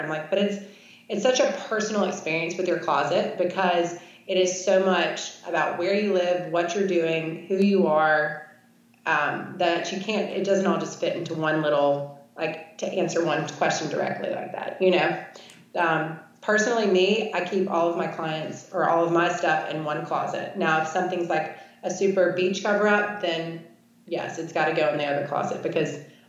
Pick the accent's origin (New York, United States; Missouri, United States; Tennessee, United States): New York, United States; now in Shreveport, United States; here I am coming from New York to Shreveport, Louisiana.